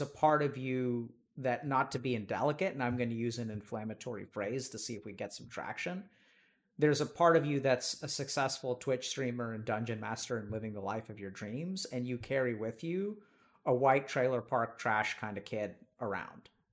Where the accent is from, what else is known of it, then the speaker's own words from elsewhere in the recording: East Texas, United States; I grew up in East Texas